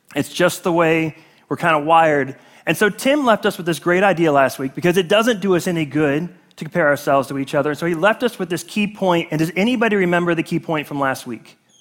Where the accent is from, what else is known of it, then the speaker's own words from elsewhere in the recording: South Carolina, United States; I was born in South Carolina, which is part of the United States